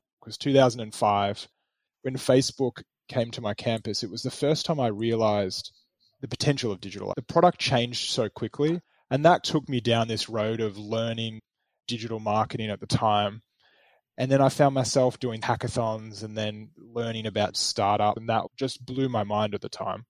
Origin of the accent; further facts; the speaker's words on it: Melbourne, Victoria, Australia; When I moved back to my hometown in Melbourne after graduating from college